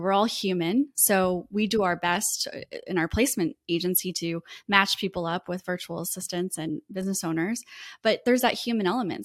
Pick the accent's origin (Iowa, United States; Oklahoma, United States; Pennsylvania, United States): Iowa, United States; moved away as an adult; now in Florida, United States; I was raised in the Midwest, in Iowa